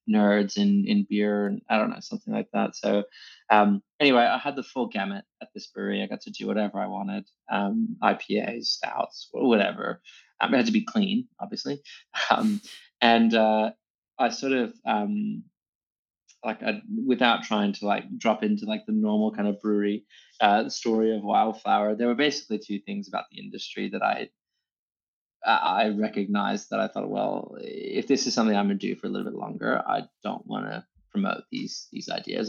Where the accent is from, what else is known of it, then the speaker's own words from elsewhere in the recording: Dallas, Texas, United States; moved away as an adult; now in Sydney, Australia; I grew up in Texas, uh, in Dallas, in, you know, city center.